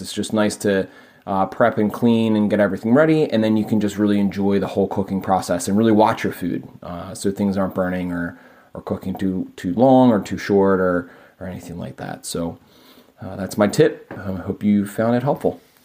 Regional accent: Philadelphia, Pennsylvania, United States; I'm from Philadelphia, P

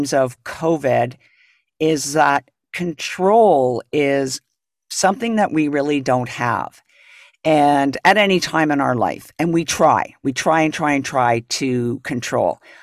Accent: Toronto, Ontario, Canada; moved away; I'm from Toronto, and I remember when I was actually living here

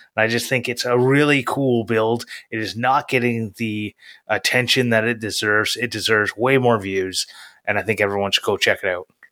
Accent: Canada; I'm Canadian

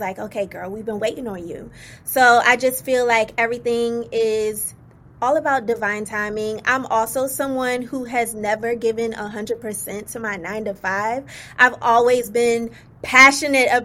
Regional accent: Virginia, United States; also born or lived in Indiana; I was born in Indiana, but raised in Virginia, which I'm so proud to be from Virginia.

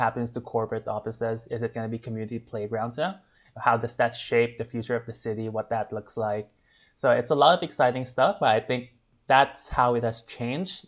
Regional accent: Philippines; moved away as an adult; also born or lived in Asia; now in Bay Area, United States; I grew up in the Philippines, where I stayed there for most of my

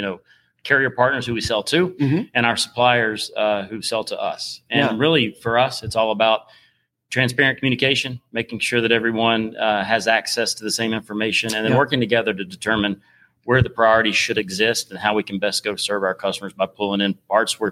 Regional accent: North Carolina, United States; I am not from Georgia. I am originally from North Carolina.

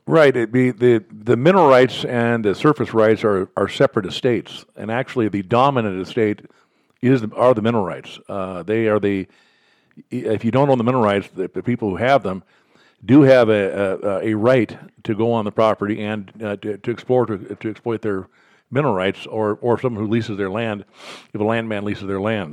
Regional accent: Billings, Montana, United States; also born or lived in Oklahoma; I was born and raised here in Billings

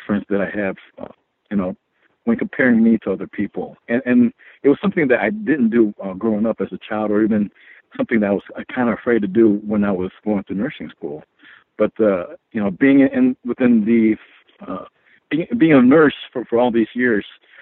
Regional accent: United States; also born or lived in Philippines; as a Filipino child, you know, I'm an immigrant. Came to the United States when I was 4 years of age

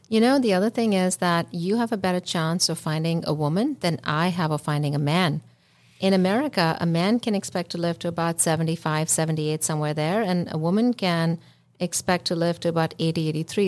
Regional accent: India; moved away; I come from India

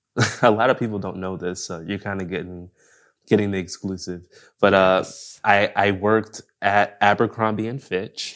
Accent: Buffalo, New York, United States; moved away as an adult; also born or lived in Los Angeles, California; now in Orange County, United States; I'm from New York, so I'm from Buffalo

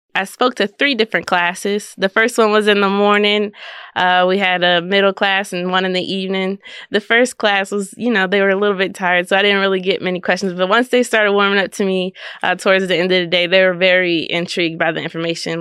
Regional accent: Maryland, United States; now in Kansas, United States; I'm from Maryland

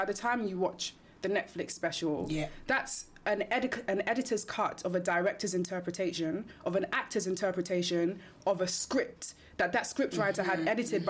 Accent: Nigeria; I'm Nigerian.

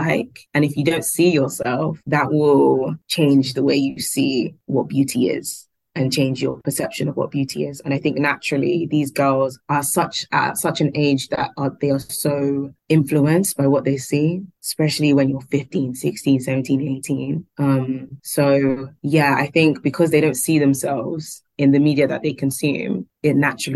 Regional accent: London, United Kingdom; we are from London

